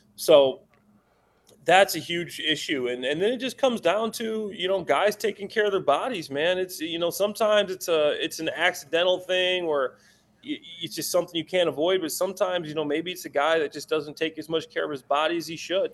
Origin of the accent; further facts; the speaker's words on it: Chicago, Illinois, United States; I'm from Chicago, I'm in Chicago right now